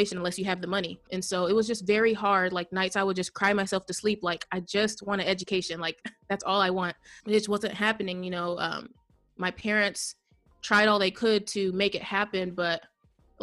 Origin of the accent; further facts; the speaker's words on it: Indiana, United States; I am from the United States in a state called Indiana.